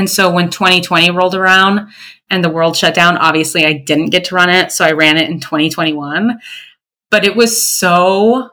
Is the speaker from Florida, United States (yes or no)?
yes; Florida, United States; I'm from Florida